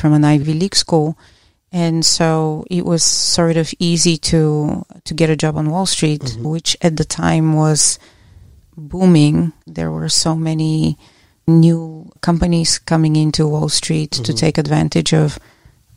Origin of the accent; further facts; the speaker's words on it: Bulgaria; now in United States; I grew up in Bulgaria